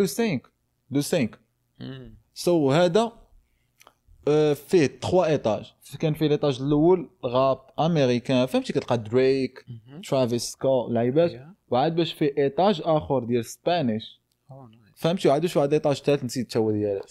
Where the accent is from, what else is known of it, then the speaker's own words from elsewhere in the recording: Morocco; moved away; حنا مغاربه